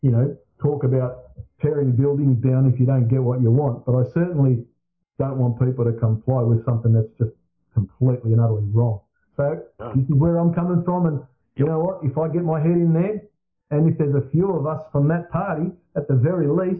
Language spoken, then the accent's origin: English; Australia; I'm an Australian